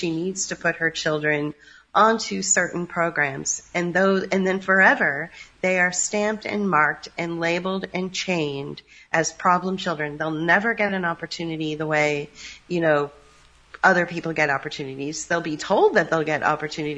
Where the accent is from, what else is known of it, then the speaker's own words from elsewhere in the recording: San Francisco, California, United States; I'm from San Francisco